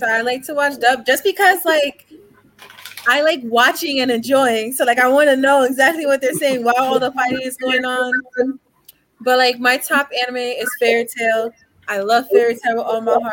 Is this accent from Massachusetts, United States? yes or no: no; New Jersey, United States; now in Pennsylvania, United States; I'm originally from Jersey, so I'm a Jersey girl